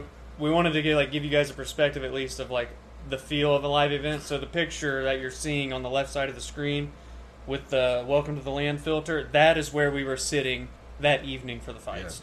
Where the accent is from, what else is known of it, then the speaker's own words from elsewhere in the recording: Ohio, United States; We're from Ohio, right?